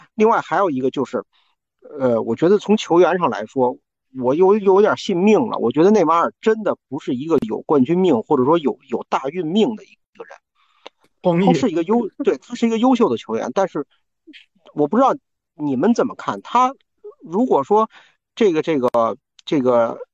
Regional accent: China; 我们作为中国人

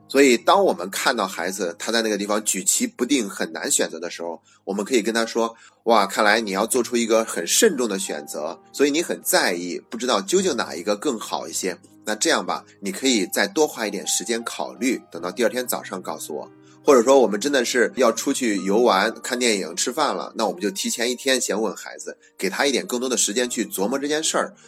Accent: China; 我们中国人对死亡都是比较避讳的

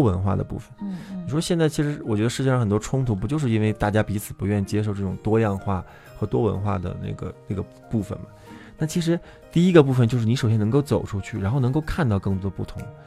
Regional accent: Yunnan, China; 我们云南人就是 泡杯咖啡那很悠闲的状态

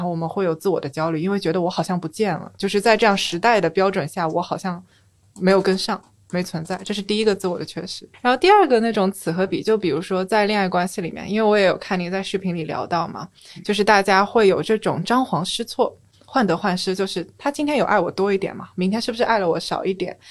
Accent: Shanghai, China; moved away as an adult; also born or lived in Beijing; 我从小是在上海长大的嘛

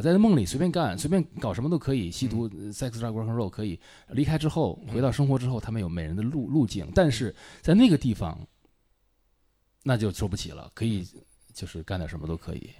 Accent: Beijing, China; moved away as an adult; also born or lived in Shanghai / United States; 我所谓离家出走，就是大学离开了北京，去了上海。但是也不算，上海是我出生的地方

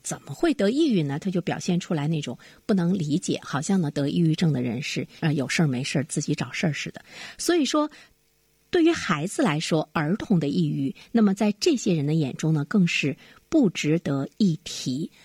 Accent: China; 在我们中国人的观念中

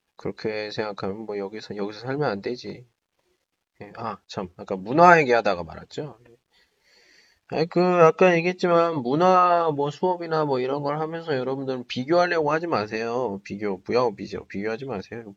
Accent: South Korea; now in China; 나 한국 사람이고

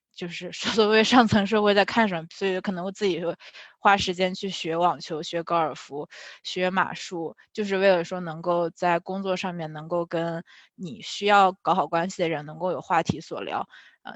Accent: China; moved away as an adult; now in United States; 作为一个中国人

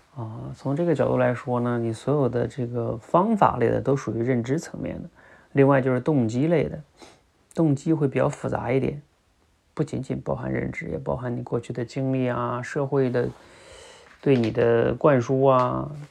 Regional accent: China; 我们中国人

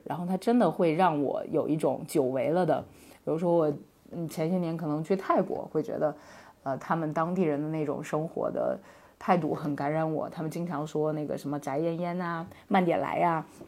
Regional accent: Northeast China, China; moved away as an adult; also born or lived in Beijing; now in Yining, China; 我是一个东北人，啊，不过伊宁市是目前我人生中除了北京之外工作和生活时间最长的地方

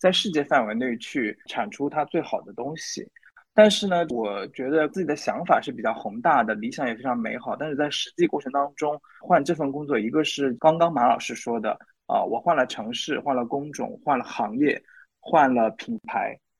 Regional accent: China; 那其实作为一个中国人，我看到了这样一个嗯商业策略背后的这些思考，我其实觉得非常的不开心的。

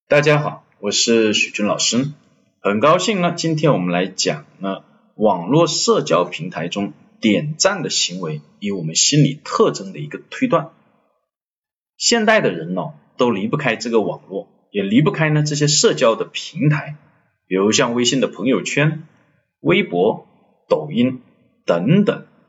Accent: China; 我们中国人

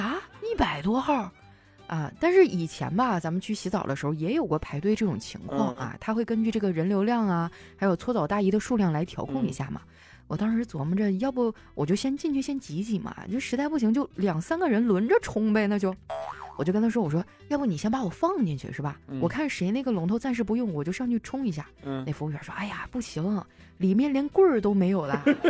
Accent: Harbin, Heilongjiang, China; 我作为一个土生土长的哈这块的人，

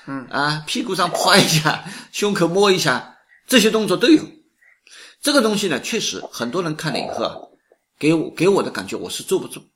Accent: China; 我们中国人

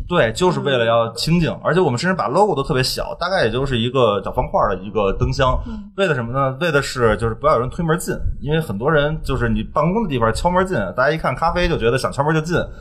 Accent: Beijing, China; 我们北京台子从小也这样的，我从小，我出生在福音医院，就是在二环边上。然后呢哦就越搬越，越搬越远。现在我住在五环里四环外，然后办公室在五环外六环里

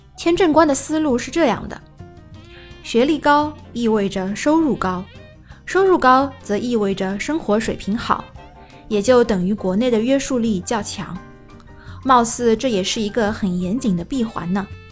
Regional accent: China; 作为中国人，我们都知道

